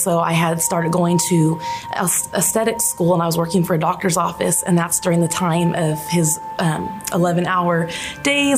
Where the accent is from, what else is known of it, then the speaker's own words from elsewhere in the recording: Fresno, California, United States; I'm from Fresno. I was born and raised here